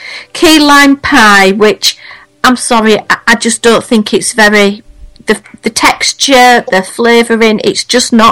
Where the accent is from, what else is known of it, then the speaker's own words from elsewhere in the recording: Yorkshire and the Humber, United Kingdom; Kim and myself, we're from Yorkshire